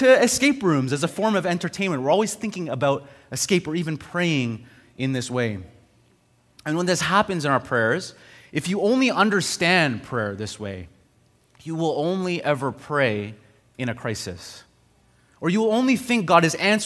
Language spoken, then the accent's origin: English; Montreal, Quebec, Canada; moved away; also born or lived in Ontario; I grew up in Montreal, and then I went to Ontario, and then I came back to Montreal